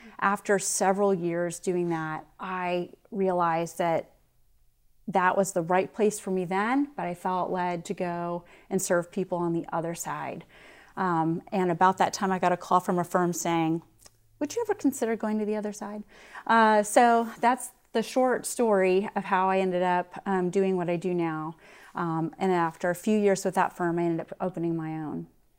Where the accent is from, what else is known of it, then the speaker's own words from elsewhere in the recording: West Point, New York, United States; born there; And in fact, actually, I was born in West Point, and so was my grandfather.